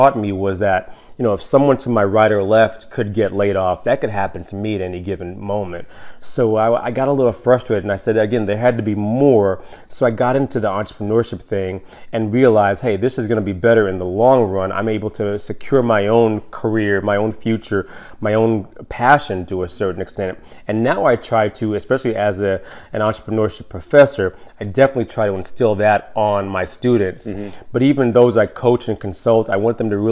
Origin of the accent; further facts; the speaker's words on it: New York City, New York, United States; now in Downers Grove, United States; I'm originally from New York City